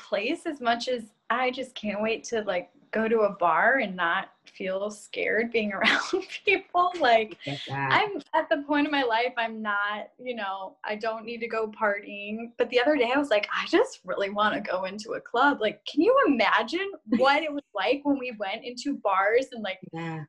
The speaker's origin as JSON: {"language": "English", "town": "Chicago", "region": "Illinois", "country": "United States", "tie": "born or raised there", "said": "because I was raised up north in Chicago, which is not north"}